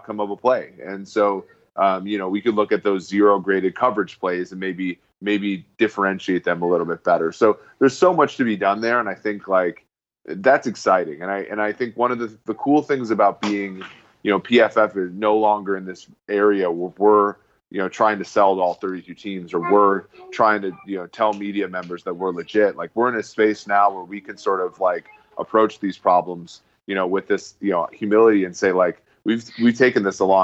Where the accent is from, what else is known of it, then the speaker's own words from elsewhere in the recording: Minnesota, United States; I grew up in Minnesota